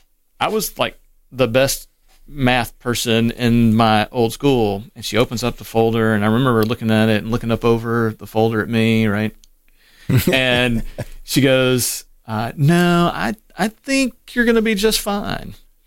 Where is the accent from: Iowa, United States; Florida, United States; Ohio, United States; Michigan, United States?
Ohio, United States; Cleveland; born there; And so my birth certificate, I was born in Cleveland.